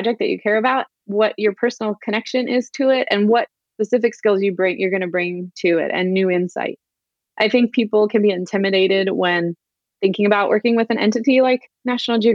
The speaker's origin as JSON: {"language": "English", "town": "San Diego", "region": "California", "country": "United States", "tie": "born or raised there", "also_born_or_lived": "Santa Barbara", "said": "I grew up in San Diego, but a little bit more inland"}